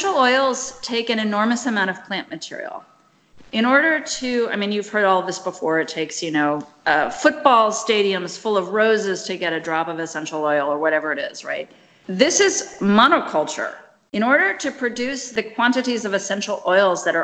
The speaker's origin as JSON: {"language": "English", "region": "Kinshasa", "country": "DR Congo", "tie": "born or raised there", "moved": "yes", "said": "it was not growing in Kinshasa when I was there"}